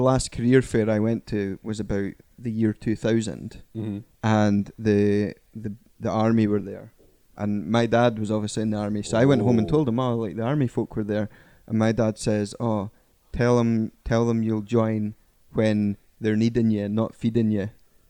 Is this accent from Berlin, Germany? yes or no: yes; Berlin, Germany; since I was born in Berlin?